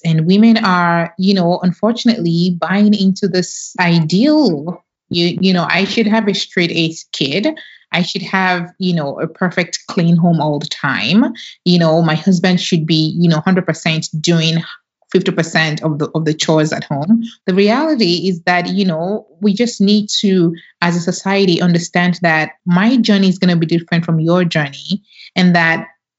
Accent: Nigeria; now in United States; Growing up in Nigeria

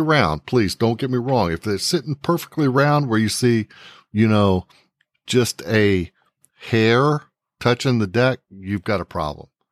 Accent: New Braunfels, Texas, United States; I grew up in New Braunfels

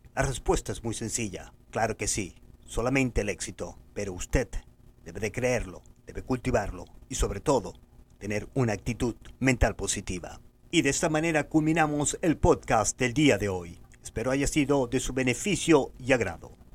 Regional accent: Venezuela; moved away as an adult; cuando yo salí de Venezuela en 1994

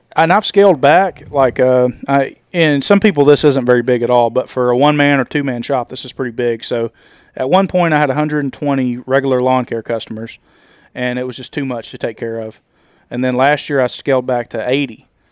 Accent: Nashville, Tennessee, United States; I'm from Nashville and I'm in Alabama right now.

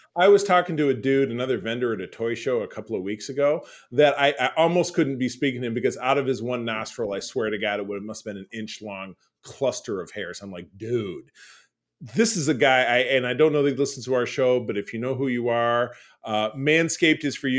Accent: Detroit, Michigan, United States; my hometown of Detroit, Michigan

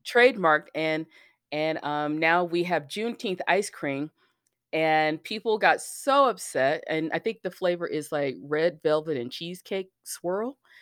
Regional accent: Alabama, United States; I lived, I grew up in Alabama

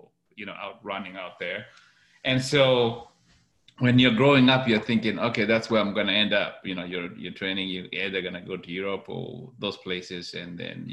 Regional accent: Kenya; moved away as an adult; also born or lived in Fort Worth, Texas, United States; now in United States; I was born and raised in Kenya, went to a high school there. And then I came to the US about 25 years ago on a track scholarship.

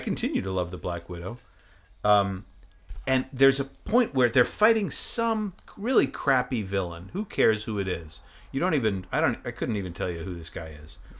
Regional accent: Maine, United States; I grew up in Maine

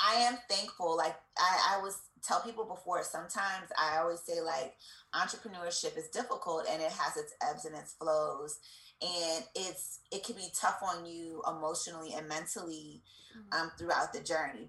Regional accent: Columbia, Maryland, United States; also born or lived in Pennsylvania / Washington, D.C.; I am from Columbia, Maryland. I was born in Columbus, Ohio, but I moved from there when I was like 4, so I really have no memory of it. And I grew up in Maryland

